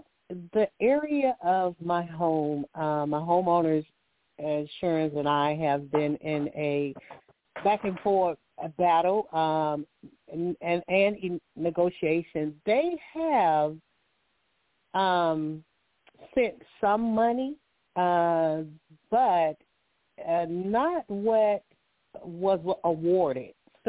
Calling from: Alabama, United States; I'm calling from Alabama.

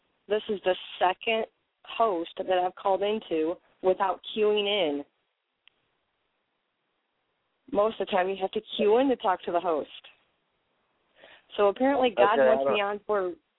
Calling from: Michigan, United States

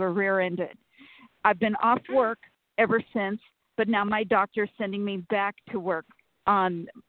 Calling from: Sacramento, California, United States; Sacramento, California.

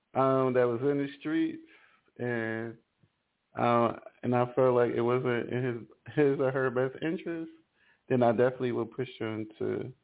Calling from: Ellicott City, Maryland, United States; I'm calling from Ellicott City in Maryland.

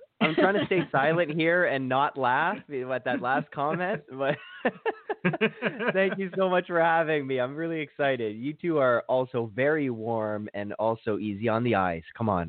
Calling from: Toronto, Ontario, Canada; I'm calling from Toronto, and that's in Canada, and we have plenty of snow here.

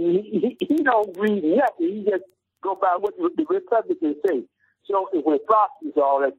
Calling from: Detroit, Michigan, United States; I'm calling from Detroit, the east side of Detroit.

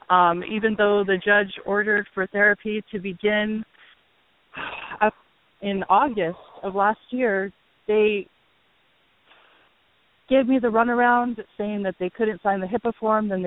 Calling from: Hawaii, United States; I'm calling from Hawaii

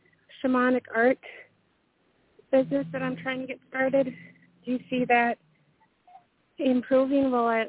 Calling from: Minnesota, United States; calling from Minnesota.

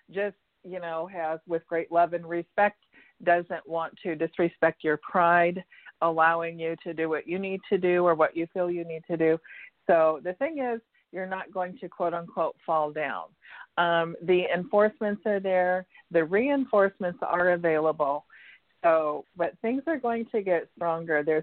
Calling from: Santa Barbara, California, United States; I'm from California, Santa Barbara

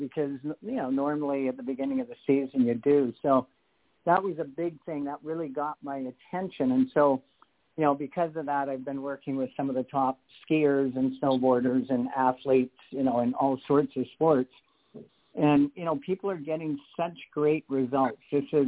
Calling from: Canada; calling from Canada.

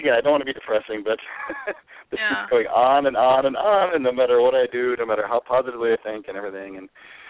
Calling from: California, United States

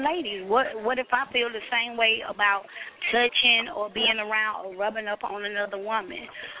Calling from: Atlanta, Georgia, United States; I'm calling from Atlanta.

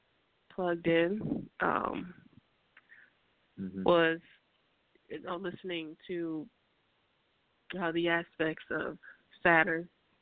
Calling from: Minneapolis, Minnesota, United States; I'm calling from Minneapolis, Minnesota.

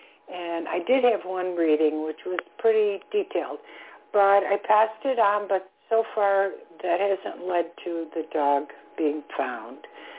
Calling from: Florida, United States; calling from Florida.

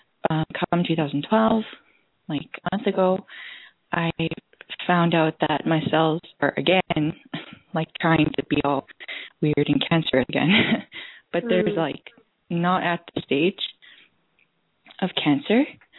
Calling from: Calgary, Alberta, Canada; I'm calling from Calgary, Alberta, Canada.

